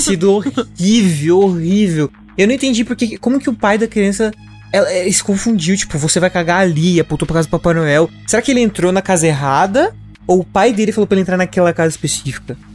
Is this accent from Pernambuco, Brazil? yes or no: no; a smaller interior town in Minas Gerais, Brazil; moved away; Uberaba não é muito uma cidade interior de Minas Gerais, ela é maior do, do que a de onde eu vim